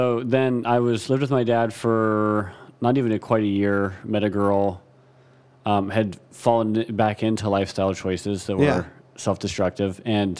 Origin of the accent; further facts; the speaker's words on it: Ohio, United States; So I was born in Columbus, Ohio at Riverside Methodist Hospital.